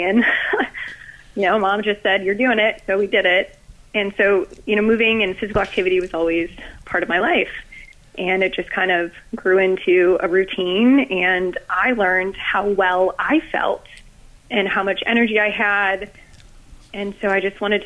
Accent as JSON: {"language": "English", "region": "Ohio", "country": "United States", "tie": "born or raised there", "moved": "as an adult", "lives_now": "Florida, United States", "said": "So I grew up in Ohio and just recently moved down here to Florida"}